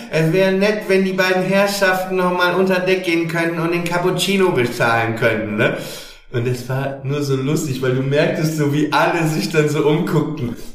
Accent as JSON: {"language": "German", "town": "Papenburg", "region": "Lower Saxony", "country": "Germany", "accent": "Norddeutsch", "said": "ich komme aus Papenburg, ne? da redet man ja nicht so wie in Hamburg"}